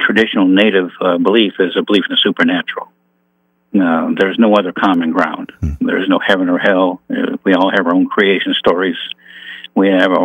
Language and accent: English; Niagara Falls, New York, United States; I grew up in Niagara Falls, New York